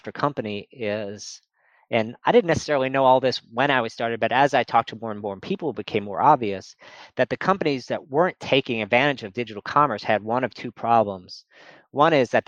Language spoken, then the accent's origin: English; New Orleans, Louisiana, United States; moved away; also born or lived in Nashville, Tennessee; I grew up in New Orleans